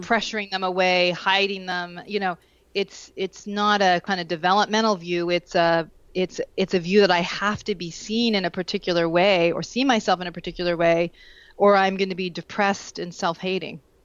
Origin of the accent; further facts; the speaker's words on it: Vermont, United States; I grew up in Vermont.